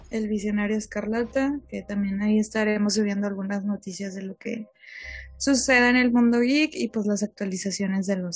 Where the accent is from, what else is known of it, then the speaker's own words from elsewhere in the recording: Monterrey, Nuevo León, Mexico; somos de Monterrey